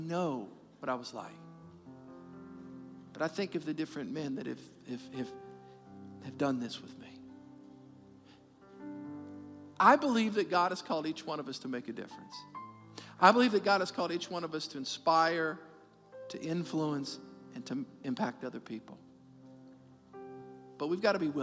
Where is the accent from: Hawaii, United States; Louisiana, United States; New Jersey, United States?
Louisiana, United States; New Orleans; we're from New Orleans